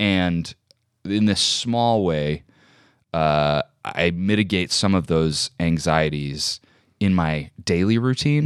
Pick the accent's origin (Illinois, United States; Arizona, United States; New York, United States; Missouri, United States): Illinois, United States; Joliet; I grew up in Joliet, Illinois